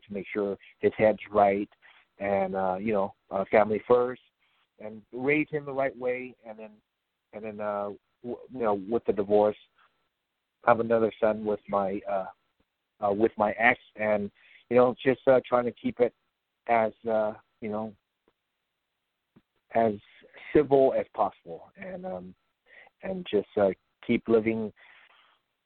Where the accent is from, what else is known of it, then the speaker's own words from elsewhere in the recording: San Jose, California, United States; also born or lived in Grove; I moved from Grove back to my hometown, San Jose